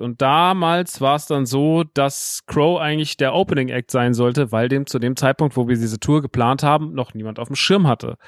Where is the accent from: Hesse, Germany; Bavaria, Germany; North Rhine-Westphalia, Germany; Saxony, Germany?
Hesse, Germany; Rodgau; ich bin ja groß geworden in Rottgaus, ist also ein Dorf vor Offenbach, vor Frankfurt